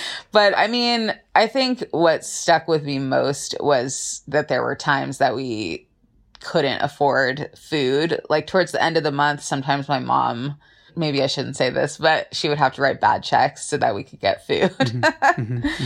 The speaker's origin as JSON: {"language": "English", "region": "Southern California", "country": "United States", "said": "I'm from Southern California and I am an attorney."}